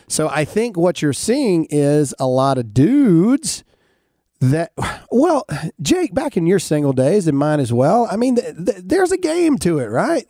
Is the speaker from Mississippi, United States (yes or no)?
yes; Mississippi, United States; I'm from Mississippi